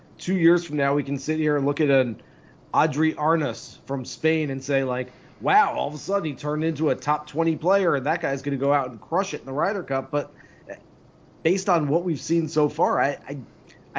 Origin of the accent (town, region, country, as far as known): United States